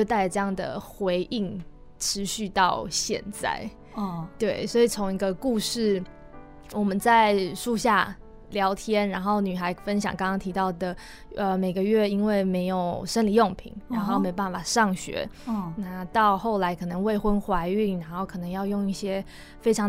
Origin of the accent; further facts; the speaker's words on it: Taichung, Taiwan; also born or lived in Taipei; 因为我本身是台中人